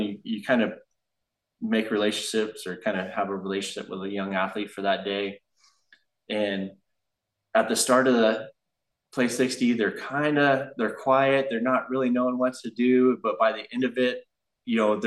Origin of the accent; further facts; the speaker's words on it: Porterville, California, United States; now in Central Coast, United States; over in Porterville, over my hometown